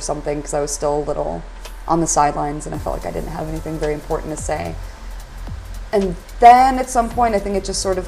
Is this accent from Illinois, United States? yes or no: yes; Illinois, United States; moved away as an adult; now in Glasgow, United Kingdom; I'm from Illinois, and I'd taken part in Chicago Zine Fest. And when I moved over here